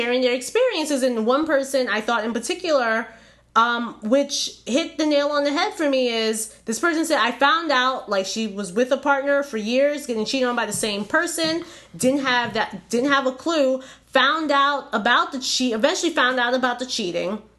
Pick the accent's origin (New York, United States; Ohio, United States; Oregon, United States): New York, United States; I was born in New York